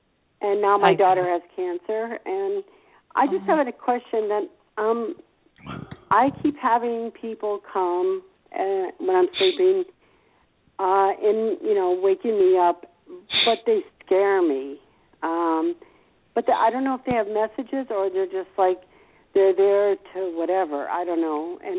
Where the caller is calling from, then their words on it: Gainesville, United States; I'm calling from Gainesville.